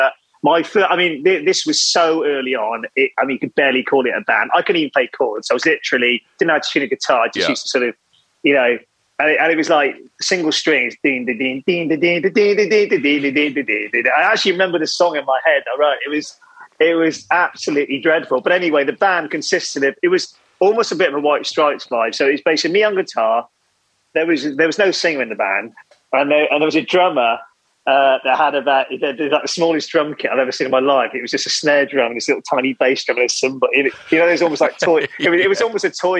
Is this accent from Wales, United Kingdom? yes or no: yes; Wales, United Kingdom; growing up in Wales